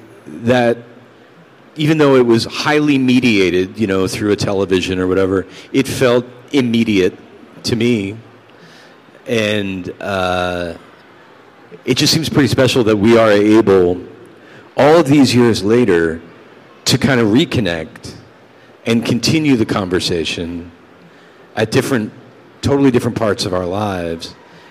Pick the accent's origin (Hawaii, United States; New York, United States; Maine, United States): New York, United States; See, I'm from New York. Sorry. Hey. I would be a slice of Joe's on Bleecker Street.